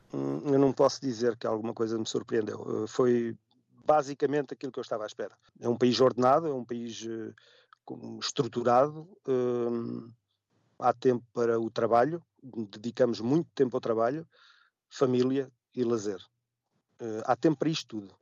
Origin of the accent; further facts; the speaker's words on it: Portugal; moved away as an adult; now in Switzerland; daquilo que nós somos como portugueses